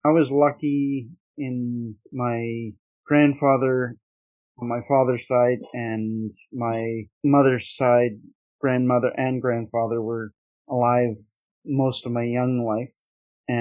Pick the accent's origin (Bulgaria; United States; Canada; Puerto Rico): Canada; Nova Scotia; now in British Columbia, Canada; I grew up in Nova Scotia, but I'm on the opposite coast of Canada now.